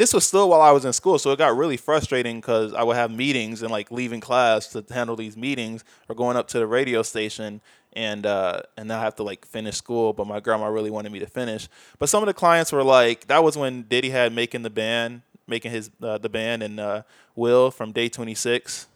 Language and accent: English; Bolingbrook, Illinois, United States; moved away; from the suburbs, so people in Chicago get mad at me if I said Chicago.